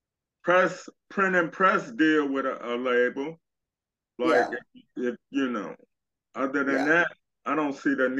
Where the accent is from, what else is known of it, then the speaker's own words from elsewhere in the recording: Chicago, Illinois, United States; I'm from Chicago as well.